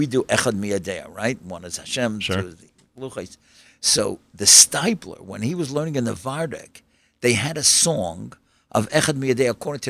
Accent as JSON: {"language": "English", "town": "New York City", "region": "New York", "country": "United States", "tie": "born or raised there", "said": "I grew up in Kew Gardens"}